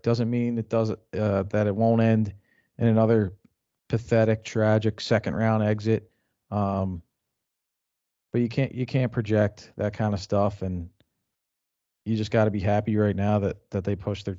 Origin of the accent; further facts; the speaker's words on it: Philadelphia, Pennsylvania, United States; we're from Philly